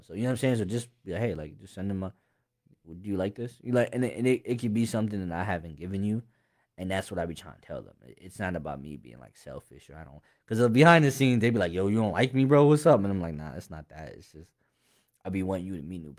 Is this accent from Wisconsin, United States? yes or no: no; Harrisburg, Pennsylvania, United States; I'm from Harrisburg. I ain't from nowhere else. I've never been nowhere else. Like, I'm born and raised Harrisburg.